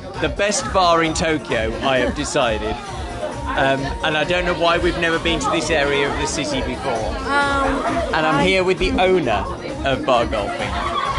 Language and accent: English; Birmingham, West Midlands, United Kingdom; We're from Birmingham, which has a gay village as well, but again, it's very compact.